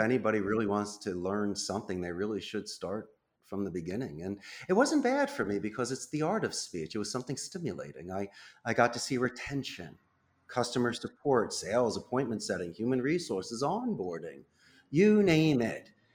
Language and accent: English; Philadelphia, Pennsylvania, United States; moved away as an adult; now in Costa Rica; I'm born and raised in Northeast Philadelphia as a proud graduate of Abington High School in ninety-one